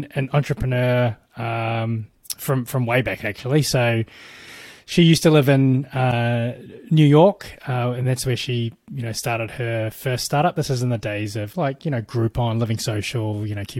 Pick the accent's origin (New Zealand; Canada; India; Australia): New Zealand; moved away as an adult; also born or lived in Bay Area, United States; now in United States; I'm from New Zealand originally.